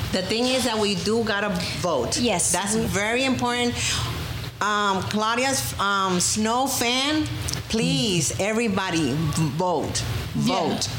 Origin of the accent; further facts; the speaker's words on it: New York, United States; And I'm American 100%. I was born in New York